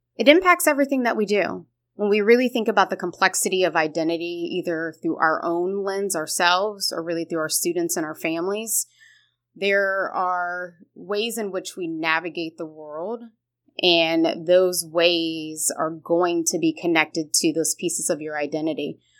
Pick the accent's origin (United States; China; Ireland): United States; Columbus, Ohio; now in Cincinnati, United States; I originally am born and raised in Columbus, Ohio